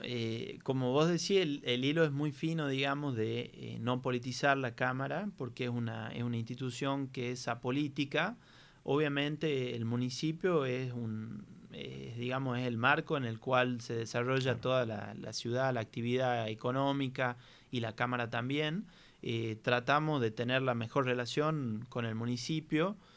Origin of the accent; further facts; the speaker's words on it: Tucumán, Argentina; nosotros como tucumanos